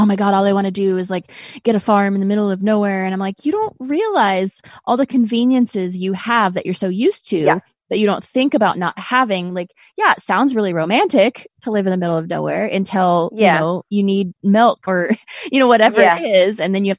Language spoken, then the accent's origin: English; Azores, Portugal; I grew up in Azores. Do you know where that is? Is it Azores?